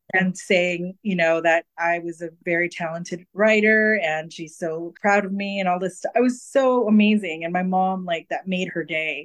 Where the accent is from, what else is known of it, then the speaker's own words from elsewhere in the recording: California, United States; I'm a California native